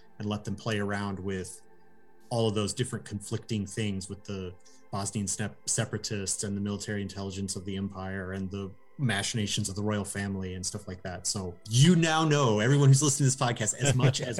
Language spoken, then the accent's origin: English; United States; I'm an American